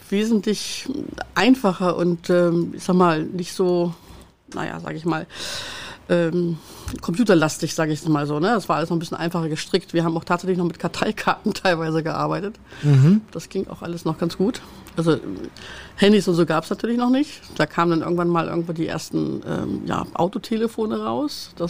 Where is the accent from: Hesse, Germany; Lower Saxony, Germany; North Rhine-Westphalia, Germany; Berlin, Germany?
Lower Saxony, Germany; Wolfsburg; now in Hamburg, Germany; Tatsächlich in Wolfsburg aufgewachsen und äh, bin dann 91, ich sag mal geflüchtet mehr oder weniger. Oder nein, sagen wir mal der Liebe wegen.